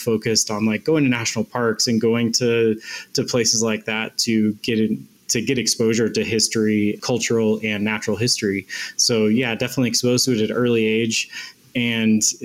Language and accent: English; Silverthorne, Colorado, United States; moved away as an adult; now in Wyoming, United States; I'm from Silverthorne, Colorado originally.